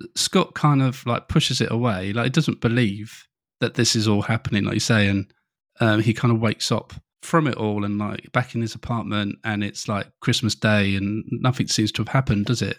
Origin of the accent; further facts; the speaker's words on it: England, United Kingdom; being an English person